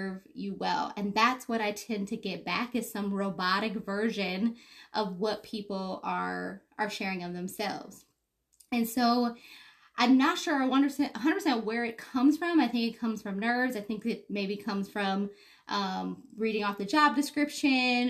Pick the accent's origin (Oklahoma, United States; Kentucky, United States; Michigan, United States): Michigan, United States; Detroit; born and raised in Detroit